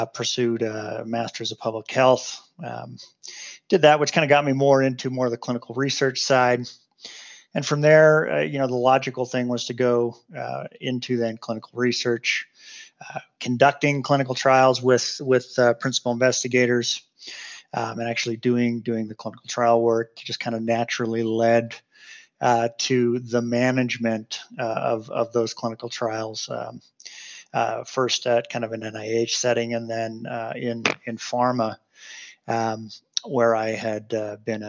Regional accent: Seattle, Washington, United States; moved away as an adult; now in Salt Lake City, United States; I grew up in Seattle, and so that was Harborview Medical Center there in Seattle

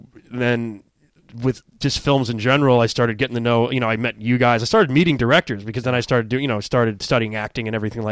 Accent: Sag Harbor, New York, United States; I'm from Sag Harbor out in the Hamptons.

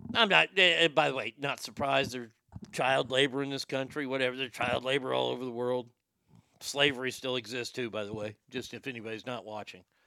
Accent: Garland, Texas, United States; my hometown

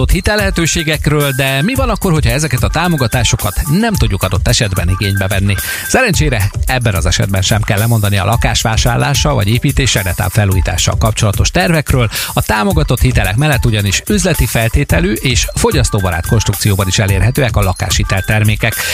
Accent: Békés, Hungary; Velünk Békés megyében, ahonnan származom

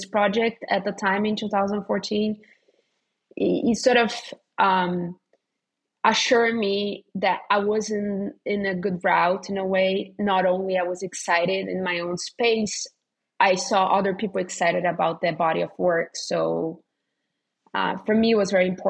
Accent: Rio de Janeiro, Brazil; moved away as an adult; Rio, which is my hometown.

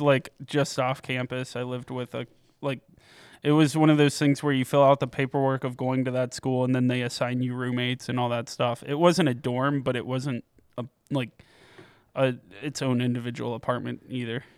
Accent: Piqua, Ohio, United States; born or raised there; now in Columbus, United States

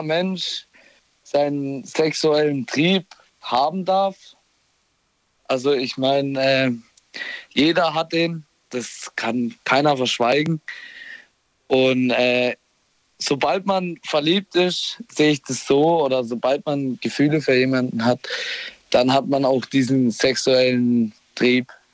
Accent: Bollschweil, Baden-Württemberg, Germany; ich komme aus Bolschweil.

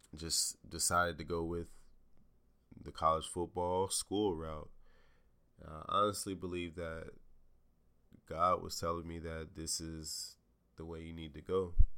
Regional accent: Jacksonville, Florida, United States; moved away as an adult; also born or lived in Morgantown, West Virginia; I'm from Jacksonville, Florida.

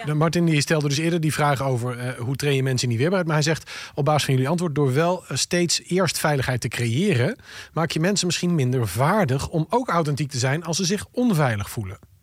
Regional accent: Friesland, Netherlands; ik kom uit Friesland

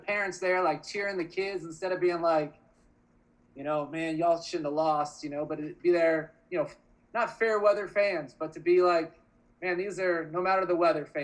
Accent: Oregon, United States; I grew up in Oregon

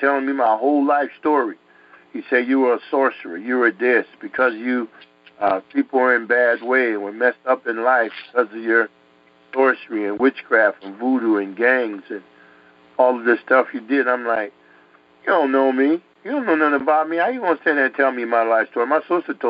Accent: United States; also born or lived in Connecticut / Harlem, New York; where I grew up in Connecticut, New York and stuff, in the streets there in Harlem

